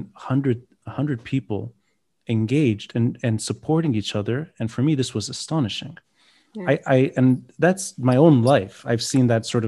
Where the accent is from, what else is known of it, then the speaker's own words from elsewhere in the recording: Beirut, Beirut Governorate, Lebanon; growing up in Beirut